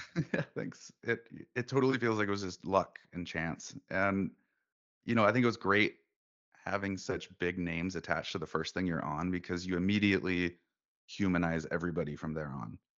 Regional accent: Bellingham, Washington, United States; now in Alberta, Canada; I grew up in Bellingham, Washington, originally

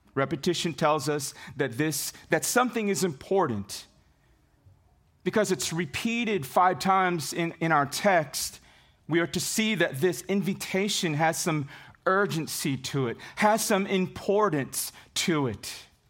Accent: Dumaguete, Negros Oriental, Philippines; I was born on November twenty-fifth, nineteen seventy, in a small city called Dumaguete City in the Philippines.

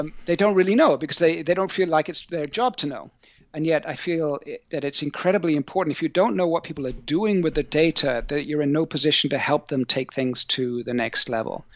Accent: South Coast of England, United Kingdom; moved away as an adult; also born or lived in Bristol / New Zealand / Silicon Valley; now in France; I'm English. I'm from the, uh, tropical part of the U K, down there on the sunny South Coast. Um, I grew up near the beach

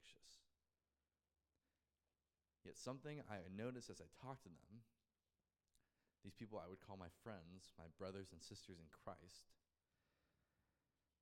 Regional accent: United States; my home country, the United States

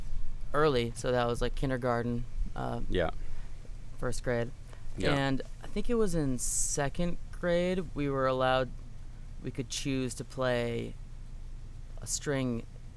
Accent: Belmont, Massachusetts, United States; now in Los Angeles, United States; I grew up in Belmont, Massachusetts.

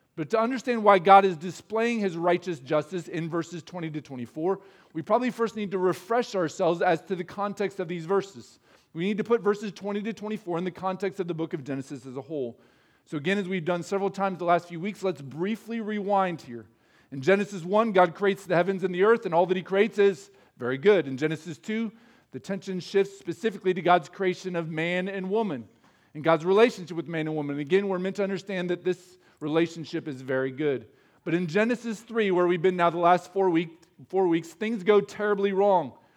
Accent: Midwest, United States; as Midwesterners, we're not expected to show a lot of emotion

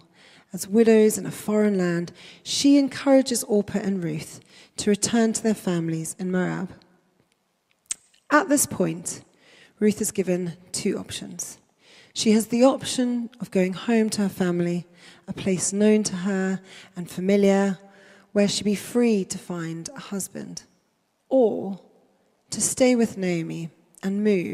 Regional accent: inland from Durban, KwaZulu-Natal, South Africa; now in United Kingdom; inland from Durban, to be precise. But I moved here quite a long time ago with my family, my parents and my sisters

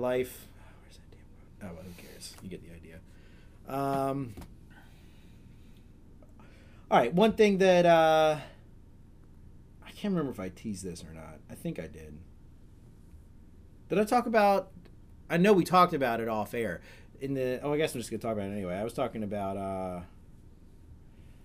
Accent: Maryland, United States

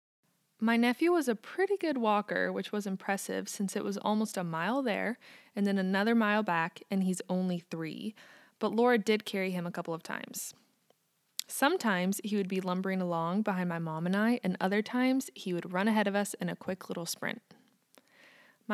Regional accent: United States; also born or lived in Kansas; I'm American, and I live in the state of Kansas in the United States

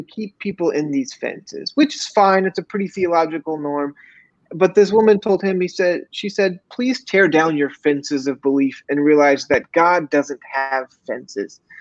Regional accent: Missouri, United States; I grew up in Missouri

